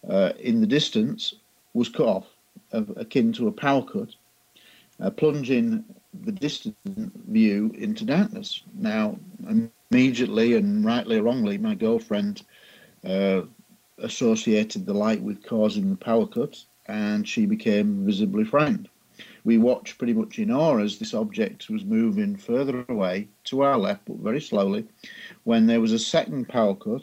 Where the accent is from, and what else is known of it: Scunthorpe, Yorkshire and the Humber, United Kingdom; born or raised there